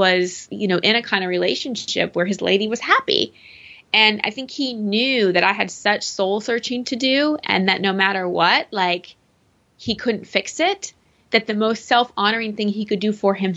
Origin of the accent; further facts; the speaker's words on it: Texas, United States; I'm from Texas.